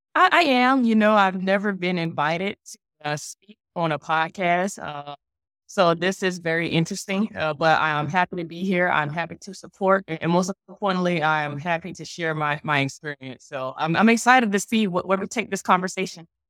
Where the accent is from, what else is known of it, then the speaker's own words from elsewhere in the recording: Richmond, Virginia, United States; born and raised in, in Richmond, Virginia.